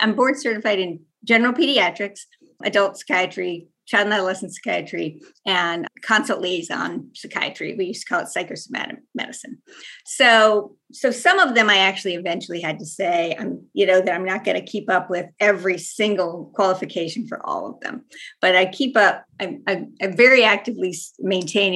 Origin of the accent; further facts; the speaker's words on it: North Carolina, United States; now in Denver, United States; I grew up in North Carolina